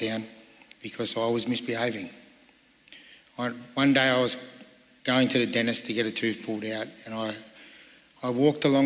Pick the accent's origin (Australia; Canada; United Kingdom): Australia; Sydney, New South Wales; I grew up in Sydney